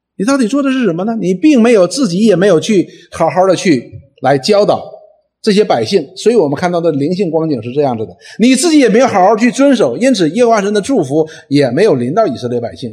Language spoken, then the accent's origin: Chinese; China; 我们中国人所说的除恶务尽